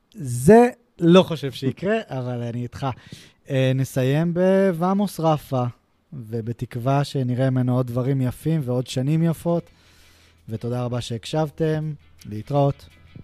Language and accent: Hebrew; Israel